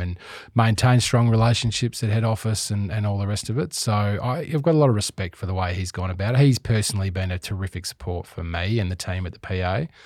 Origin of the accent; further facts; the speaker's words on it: Perth, Western Australia, Australia; also born or lived in Adelaide; now in Melbourne, Australia; growing up in Perth